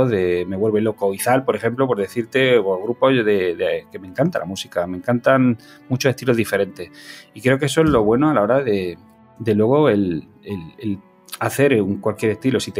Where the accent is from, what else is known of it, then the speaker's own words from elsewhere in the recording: Cúllar, Andalusia, Spain; yo soy andaluz, o sea, yo no lo puedo evitar, yo soy de Granada, yo soy de un pueblo que se llama Cullar, al norte de la provincia de Granada